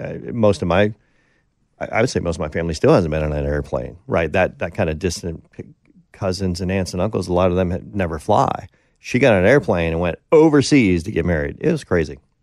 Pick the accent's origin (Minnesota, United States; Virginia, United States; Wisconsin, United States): Wisconsin, United States; Green Bay; moved away as an adult; Green Bay, which is basically my hometown